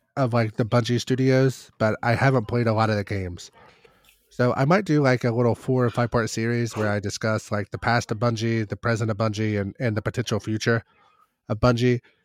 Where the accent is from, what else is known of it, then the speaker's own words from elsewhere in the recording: Kentucky, United States; growing up in Kentucky, our, uh, standardized testing scores weren't as good as the national average